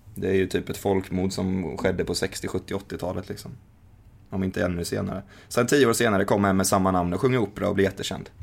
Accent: Sweden

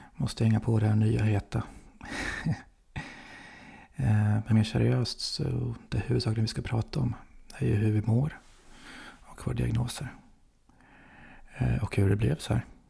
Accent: Motala, Östergötland, Sweden; Där jag är uppvuxen. I Motala

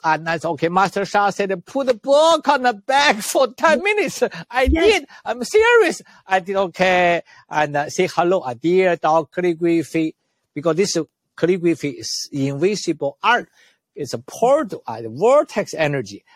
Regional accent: China; moved away; also born or lived in Canada; I was born in China

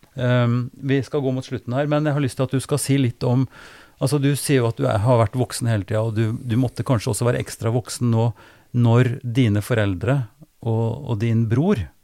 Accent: Trøndelag, Norway; jeg kommer fra Trøndelag

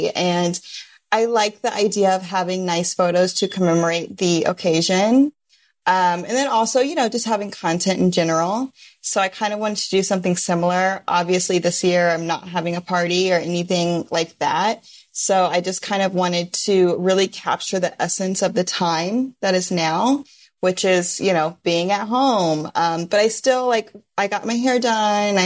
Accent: Midwest, United States; now in Los Angeles, United States; Growing up in the Midwest

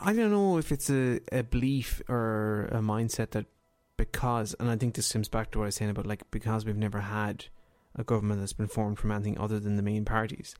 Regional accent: Ireland; as a kid growing up in Ireland

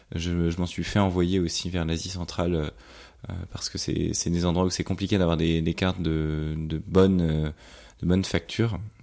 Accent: France; en tant que Français

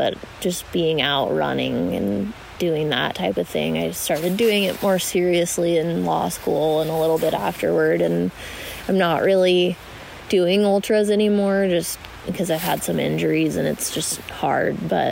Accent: Pocatello, Idaho, United States; also born or lived in Portales, New Mexico / Pennsylvania / Salt Lake City, Utah; I mostly grew up in Eastern Idaho and Pocatello

